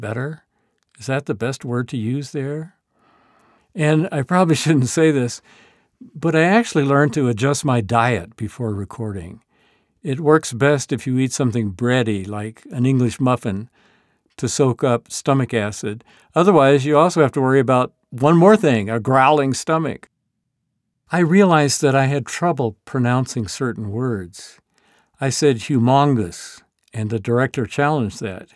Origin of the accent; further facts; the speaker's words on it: the American South, United States; I grew up immersed in Southern fundamentalism